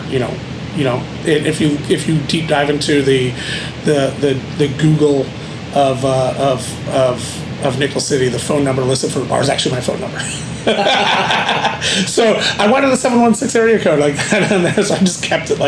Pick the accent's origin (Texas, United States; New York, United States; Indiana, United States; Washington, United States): New York, United States; Buffalo; moved away as an adult; also born or lived in West Palm Beach, Florida / Las Vegas, Nevada; now in Austin, United States; It's my hometown, Buffalo, New York.